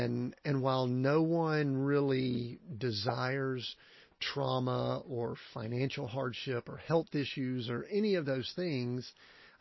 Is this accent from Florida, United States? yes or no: no; Conyers, Georgia, United States; I grew up in Conyers and went to high school and all there